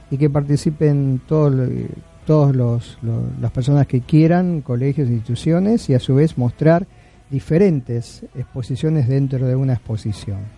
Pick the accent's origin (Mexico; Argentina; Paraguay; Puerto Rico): Argentina; Merlo, Buenos Aires Province; me invitan a una charla ahí en Merlo, donde, de donde yo soy vivo, este, sobre rock argentino